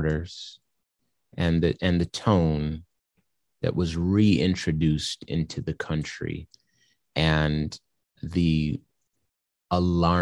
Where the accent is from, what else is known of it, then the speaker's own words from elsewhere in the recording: California, United States; I'm from California